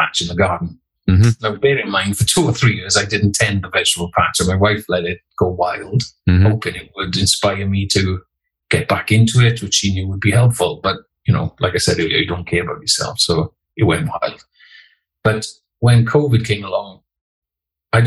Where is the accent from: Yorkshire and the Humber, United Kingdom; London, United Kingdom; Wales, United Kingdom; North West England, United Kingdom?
Wales, United Kingdom; the Welsh Valleys; I grew up in the Welsh Valleys